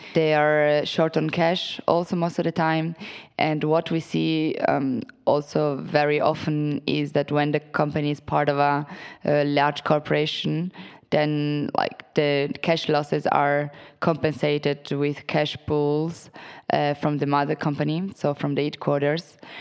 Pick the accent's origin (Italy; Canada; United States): Italy; moved away as an adult; also born or lived in Portugal; I'm originally from Italy, was born and raised there.